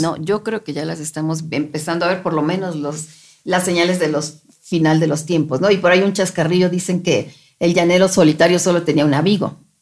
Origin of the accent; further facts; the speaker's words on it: Mexico; somos mexicanos nosotros